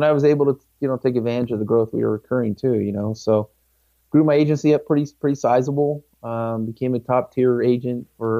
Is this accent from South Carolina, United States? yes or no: no; California, United States; moved away as an adult; also born or lived in Washington, D.C.; I grew up in California.